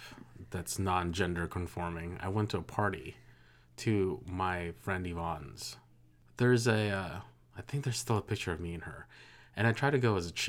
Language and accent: English; Philippines; now in United States; I grew up poor in the Philippines, and so when we came to the United States, that was new to me.